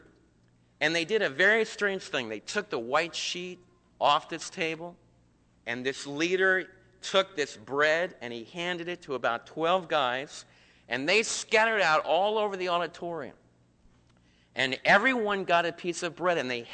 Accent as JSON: {"language": "English", "region": "East Coast", "country": "United States", "tie": "born or raised there", "moved": "yes", "said": "some of the people that I was raised with back in the East Coast"}